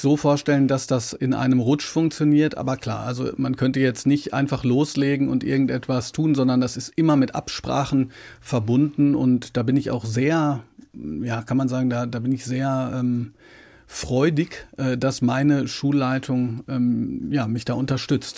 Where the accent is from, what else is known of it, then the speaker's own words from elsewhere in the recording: Ruhr area, North Rhine-Westphalia, Germany; now in Baden, Germany; ich wohne ja im Badischen, ich komme aus dem Ruhrgebiet.